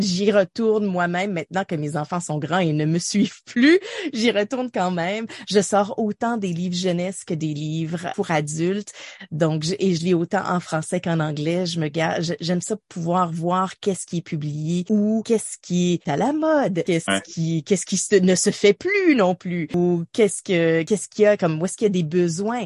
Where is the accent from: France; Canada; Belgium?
Canada; Ottawa, Ontario; also born or lived in Montreal / South Porcupine; j'ai grandi à Ottawa.